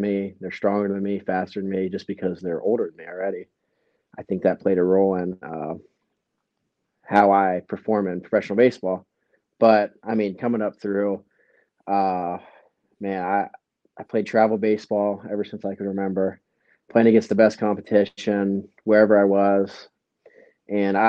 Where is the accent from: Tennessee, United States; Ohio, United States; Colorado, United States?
Ohio, United States; Cambridge; my hometown